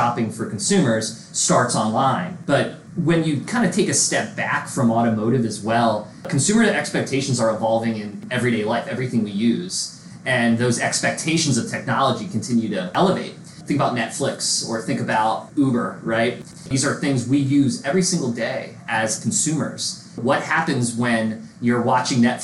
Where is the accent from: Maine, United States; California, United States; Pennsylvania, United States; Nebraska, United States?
Pennsylvania, United States; right outside the Philadelphia area; I played a bit of music with a group of guys out of my hometown right outside the Philadelphia area